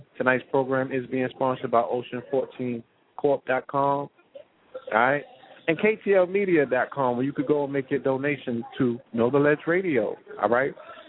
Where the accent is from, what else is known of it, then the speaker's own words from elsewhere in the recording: St. Croix, U.S. Virgin Islands; We grew up in St. Croix and the Virgin Islands.